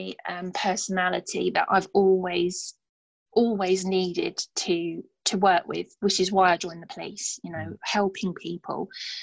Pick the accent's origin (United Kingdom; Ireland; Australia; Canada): United Kingdom; Stevenage, East of England; I'd only met a handful of them in my hometown of Stevenage.